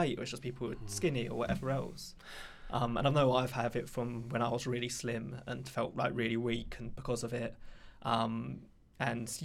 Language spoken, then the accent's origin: English; London, United Kingdom; I come from Southeast London